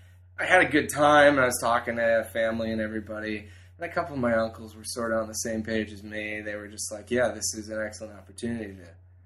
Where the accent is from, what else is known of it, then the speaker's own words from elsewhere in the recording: Wisconsin, United States; moved away; I grew up in Wisconsin, a very lovely place. It's very cold in the winter, obviously.